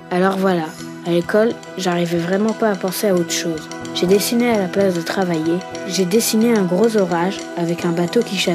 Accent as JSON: {"language": "French", "town": "Lyon", "region": "Auvergne-Rhône-Alpes", "country": "France", "tie": "born there", "said": "Je suis née en France, à Lyon, il y a 9 ans et j'habite tout près du Rhône."}